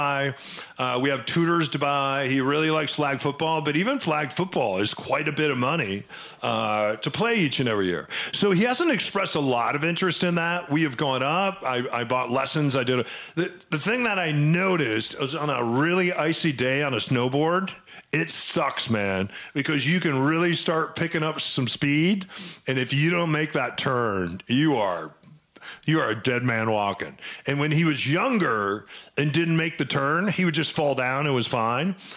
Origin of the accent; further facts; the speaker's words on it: New Mexico, United States; now in Seattle, United States; I grew up skiing in New Mexico